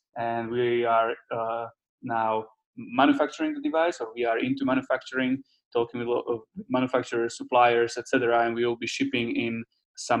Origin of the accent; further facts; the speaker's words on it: Slovakia; English is a second language; moved away as an adult; also born or lived in California, United States / Netherlands; now in Prague, Czech Republic; I'm from Slovakia originally, but I studied 1 year in the US, in California, and then 3 years in the Netherlands. And now we are based in Czech Republic in Prague.